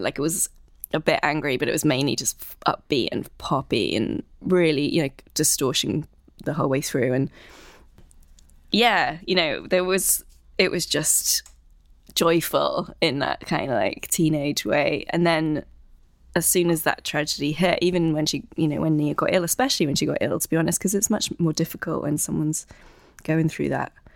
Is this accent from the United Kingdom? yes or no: yes; South West Wales, United Kingdom; moved away as an adult; now in London, United Kingdom; I'm originally from South West Wales, and now I've been based in London for fourteen years.